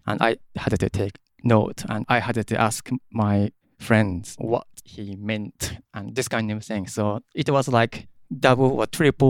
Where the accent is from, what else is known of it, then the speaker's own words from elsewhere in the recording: Tokyo area, Japan; English is a second language; moved away as an adult; now in London, United Kingdom; I was born in Tokyo, actually. I stayed in Tokyo when I was 6, I guess. Mm-hmm. And then my parents moved to next city, Tokyo. 1 hour journey from Tokyo. More like residential area, basically. Mm-hmm. It's just normal city, just very residential, nothing special.